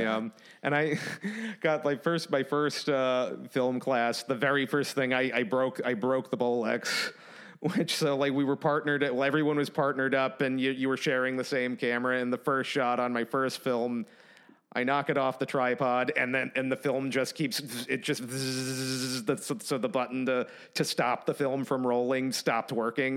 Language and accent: English; Massachusetts, United States; also born or lived in Ithaca, New York / California / New Hampshire; now in Nashville, United States; I'm from Massachusetts, so I, Massachusetts to New York to California